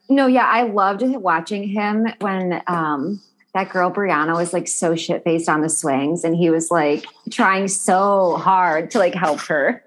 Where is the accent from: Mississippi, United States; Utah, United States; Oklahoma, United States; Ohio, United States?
Ohio, United States; Cleveland; now in Newport Beach, United States; I'm from Ohio